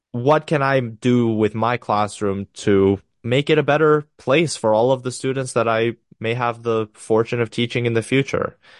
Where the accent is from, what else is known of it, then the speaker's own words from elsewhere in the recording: Romania; I'm from Romania